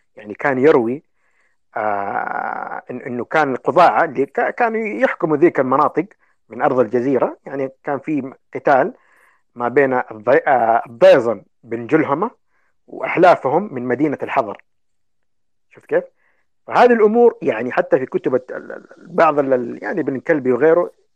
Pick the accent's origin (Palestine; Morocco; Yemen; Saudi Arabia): Yemen; عندنا في اليمن